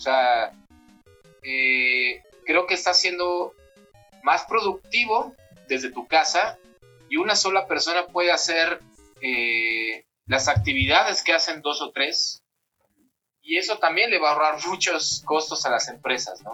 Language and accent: Spanish; Mexico; sobre todo somos mexicanos